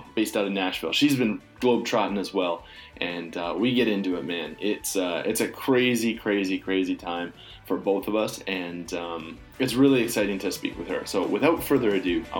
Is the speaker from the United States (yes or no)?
no; Calgary, Alberta, Canada; moved away; a sense of home and sensibility that I'm just accustomed to growing up in Calgary